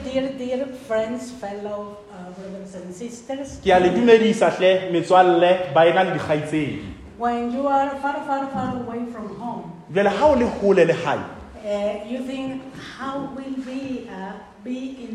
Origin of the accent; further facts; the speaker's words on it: Mexico; We came from Mexico.